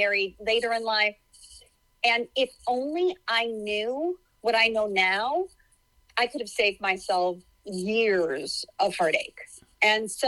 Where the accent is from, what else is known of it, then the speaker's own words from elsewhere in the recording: Chicago, Illinois, United States; moved away as an adult; now in California, United States; I grew up in Chicago